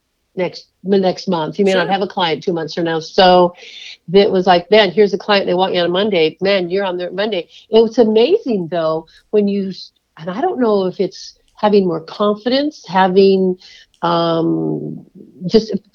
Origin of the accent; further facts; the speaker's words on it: California, United States; I grew up in California